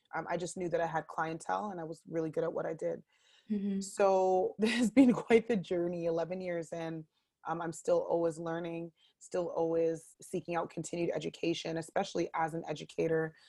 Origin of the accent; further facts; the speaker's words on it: Ottawa, Ontario, Canada; I am born and raised in Ottawa, uh, born at the Riverside Hospital